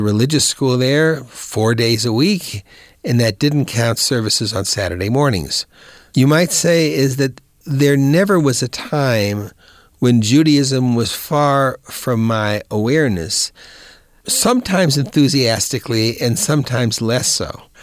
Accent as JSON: {"language": "English", "town": "Rock Island", "region": "Illinois", "country": "United States", "tie": "born or raised there", "also_born_or_lived": "Davenport, Iowa", "said": "I was born in Davenport, Iowa, and raised, graduated high school from Rock Island High School in Rock Island, Illinois"}